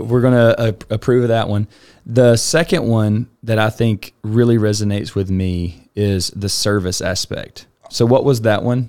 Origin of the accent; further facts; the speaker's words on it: Alabama, United States; now in Houston, United States; I'm originally from Alabama, grew up in a really